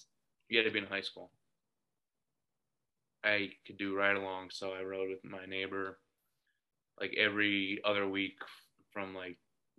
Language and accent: English; Northeast Ohio, United States; It's very, very special to me to work in my hometown that I grew up in and my family's in.